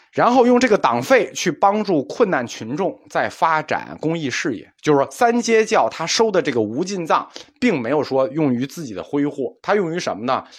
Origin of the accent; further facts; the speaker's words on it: China; 因为我们中国人相信是一分耕耘一分收获